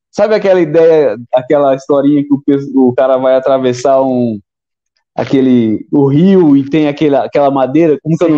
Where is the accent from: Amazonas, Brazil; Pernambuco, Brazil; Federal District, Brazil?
Pernambuco, Brazil; Sou Pernambuco, tem uns caras ruins.